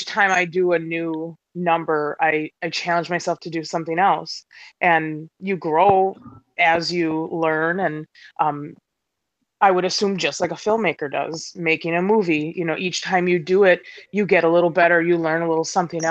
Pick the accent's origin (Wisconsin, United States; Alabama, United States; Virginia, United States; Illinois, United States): Wisconsin, United States; Milwaukee; from Milwaukee, Wisconsin